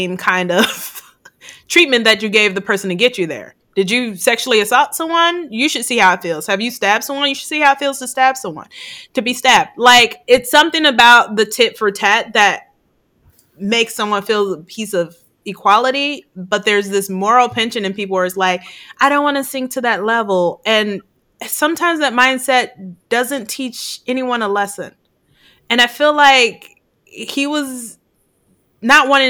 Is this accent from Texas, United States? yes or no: no; Chicago, Illinois, United States; now in California, United States; I grew up in Chicago